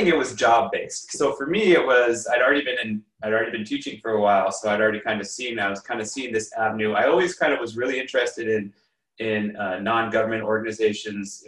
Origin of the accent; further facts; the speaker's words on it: Los Angeles, California, United States; moved away as an adult; also born or lived in New York / China; I grew up in Los Angeles, and I did my undergraduate and master's in New York